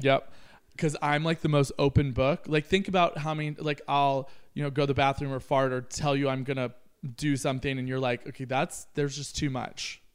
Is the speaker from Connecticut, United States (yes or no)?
no; Kentucky, United States; moved away; I grew up in Kentucky.